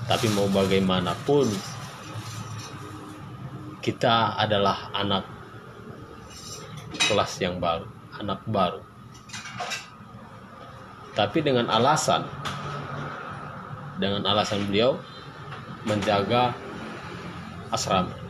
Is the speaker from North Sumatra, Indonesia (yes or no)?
yes; Gunung Tua, North Sumatra, Indonesia; Saya berasal dari Sumatera Utara, Medan. Tepatnya di Tapanuli Selatan, yaitu di Gunung Tua.